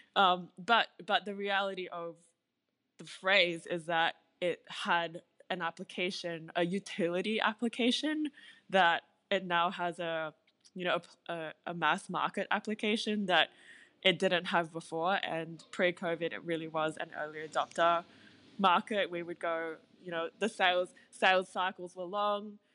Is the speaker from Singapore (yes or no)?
yes; Singapore; now in Australia; I grew up in Singapore. I was born there